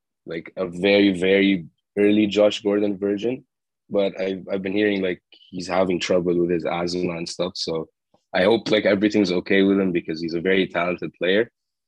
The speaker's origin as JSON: {"language": "English", "country": "Jordan", "moved": "yes", "said": "I'm from Jordan. It's in the Middle East, right next to Lebanon and Saudi Arabia and Dubai. Or the Emirates, and I'm talking from Jordan right now. I'm in my summer break, so I'm back home."}